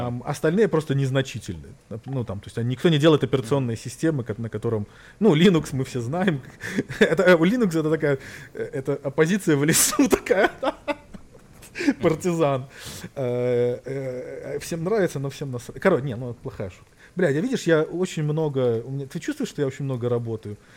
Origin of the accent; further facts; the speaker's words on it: Belarus; moved away; я там вырос в Беларусь